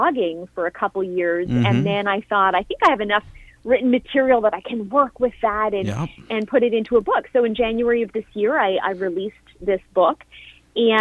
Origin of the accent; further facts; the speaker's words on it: Canada; now in Florida, United States; I am living in the States now, I am a Canadian